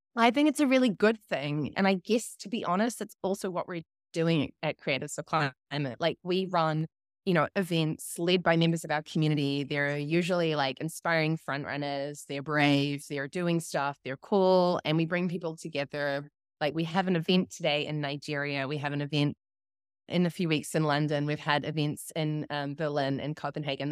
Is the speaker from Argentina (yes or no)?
no; New Zealand; accent: New Zealand; that was my New Zealand accent.